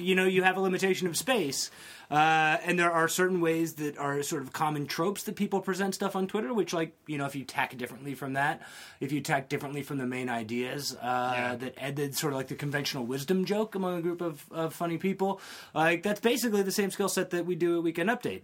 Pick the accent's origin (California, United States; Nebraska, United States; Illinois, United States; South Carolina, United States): South Carolina, United States; Columbia; I'm from Columbia, South Carolina, which okay. is the capital, right in the center of the state. That's where I grew up